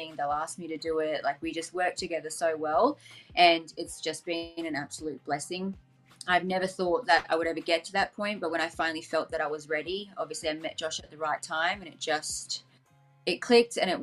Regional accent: Gold Coast, Queensland, Australia; I'm from the Gold Coast, which is in Queensland

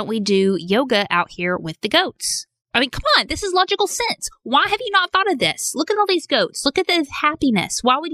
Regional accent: Arkansas, United States; I'm from Arkansas.

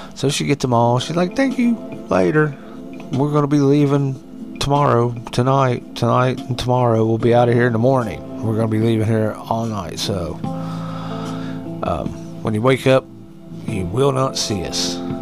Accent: West Virginia, United States; I can go back to West Virginia

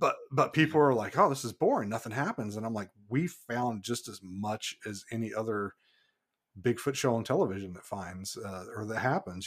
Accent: Kentucky, United States; moved away as an adult; also born or lived in Saint Paul Island, Alaska; now in Homer, United States; I was born and raised in Kentucky

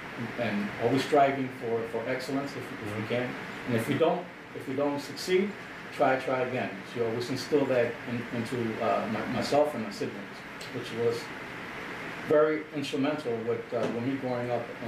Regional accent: Chicago, Illinois, United States; now in Aurora, United States; I'm from Chicago originally, born and raised in Chicago. Moved out here in 2004 with my family.

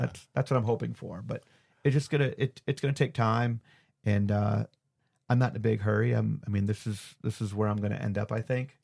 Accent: Cleveland, Ohio, United States; now in Georgia, United States; up home to Cleveland too. So see family

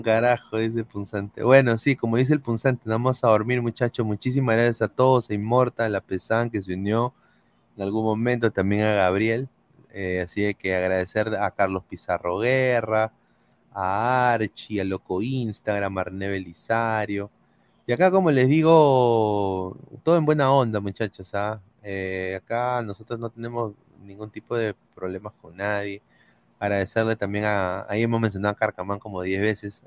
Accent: Peru; moved away; somos peruanos

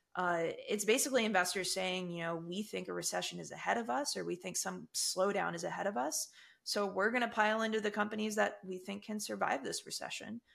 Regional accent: United States; I, as an American

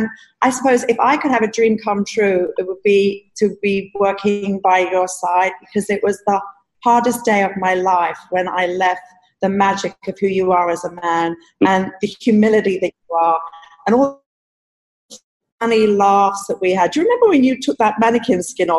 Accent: London, United Kingdom; I'm just so thankful that I grew up in London under your guidance

